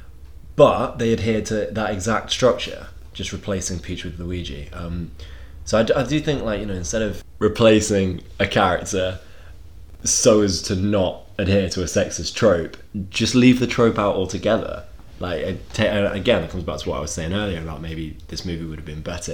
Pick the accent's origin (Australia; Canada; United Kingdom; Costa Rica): United Kingdom; England; We're English